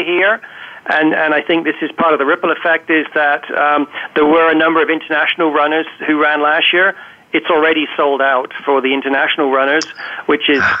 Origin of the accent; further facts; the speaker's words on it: England, United Kingdom; now in Canada; I was born in England, live in Canada